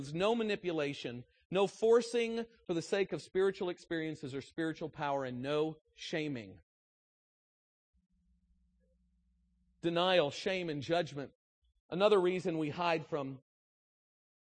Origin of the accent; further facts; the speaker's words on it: United States; I'm an American